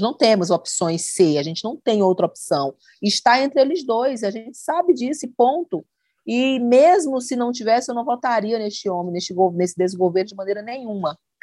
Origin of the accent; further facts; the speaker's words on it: Northeast Region, Brazil; accent: nordestino; esse nosso sotaque lindo